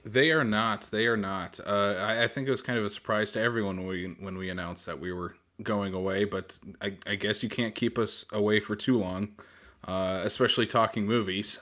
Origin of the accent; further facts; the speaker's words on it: Iowa, United States; now in South Dakota, United States; I'm I'm originally from Iowa